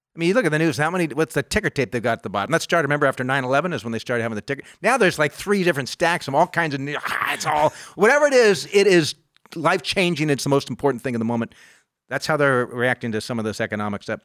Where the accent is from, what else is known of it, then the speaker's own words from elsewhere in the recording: United States; I grew up in the United. I was born in this country